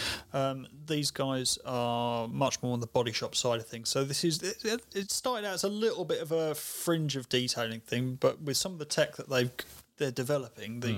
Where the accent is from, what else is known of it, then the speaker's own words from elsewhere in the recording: Essex, East of England, United Kingdom; moved away; It's not my hometown, it's my home county.